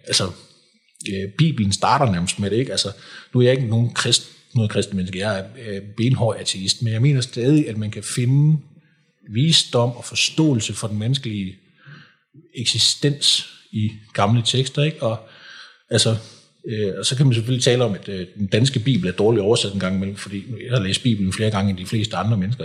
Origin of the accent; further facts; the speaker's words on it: Kolding, Southern Denmark, Denmark; also born or lived in Frederiksberg; now in Lyngby, Denmark; jeg kommer oprindeligt fra, fra Kolding